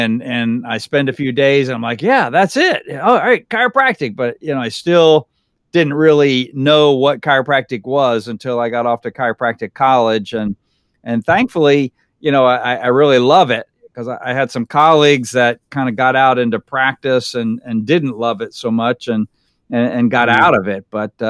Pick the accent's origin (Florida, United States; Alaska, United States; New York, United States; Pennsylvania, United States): Florida, United States; Fort Myers; I grew up here in the Fort Myers area. I've been here, this is my 51st year in Lee County.